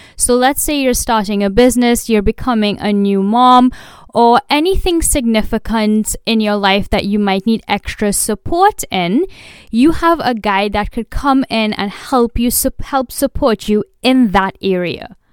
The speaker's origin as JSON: {"language": "English", "country": "India", "said": "I am Indian"}